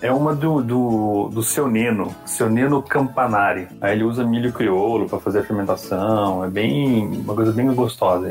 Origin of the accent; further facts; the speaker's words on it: Avaré, São Paulo, Brazil; moved away as an adult; now in Campinas, Brazil; eu nasci, eu e minha esposa, né, nascemos em Avaré, na verdade, que é bem mais pro interiorzão ali, perto de Bauru, Botucatu. E eu me mudei para Campinas para estudar